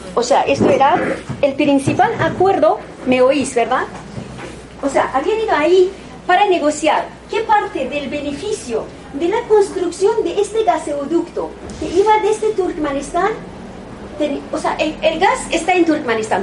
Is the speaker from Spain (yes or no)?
no; Iran; moved away; En mi tierra, en Irán